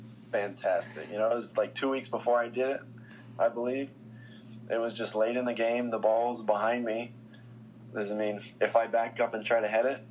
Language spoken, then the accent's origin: English; Colorado, United States; moved away as an adult; now in Harrisburg, United States; the club that I grew up playing for in Colorado.